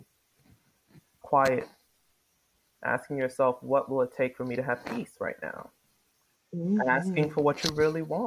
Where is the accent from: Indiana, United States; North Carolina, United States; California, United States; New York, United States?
New York, United States; New York City; I grew up in New York City